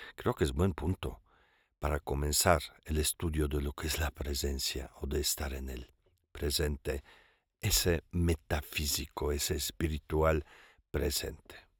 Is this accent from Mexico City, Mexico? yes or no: yes; Mexico City, Mexico; me considero chilango, pues, ¿verdad? O sea, pues, yo soy polaco, e italiano, también expat